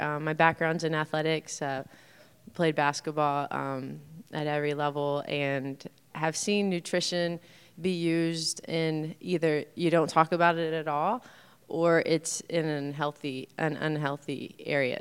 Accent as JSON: {"language": "English", "region": "Indiana", "country": "United States", "tie": "born or raised there", "also_born_or_lived": "Los Angeles", "lives_now": "Bloomington, United States", "said": "born and raised in Indiana, so both my husband and I are from Indiana"}